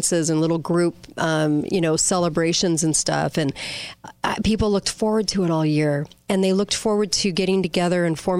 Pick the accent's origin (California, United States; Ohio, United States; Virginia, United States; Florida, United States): California, United States; moved away; I'm from California